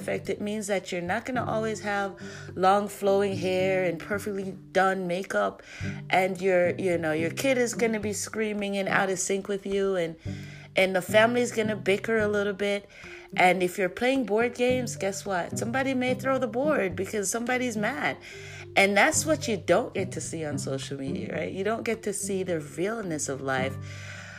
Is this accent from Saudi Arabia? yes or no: no; Jamaica; we're loud Jamaican